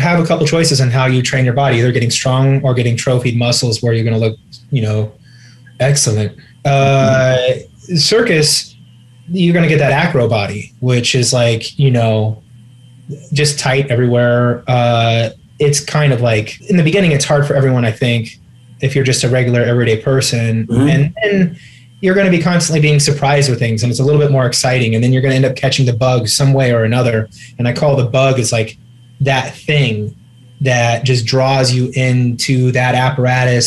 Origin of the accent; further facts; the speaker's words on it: Champaign, Illinois, United States; My hometown, Little Champaign, Illinois